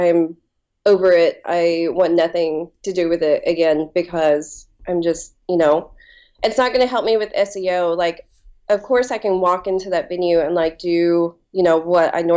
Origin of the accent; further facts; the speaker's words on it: Appalachia, southeastern Kentucky, United States; now in Kentucky, United States; I grew up in like southeastern Kentucky and Appalachia.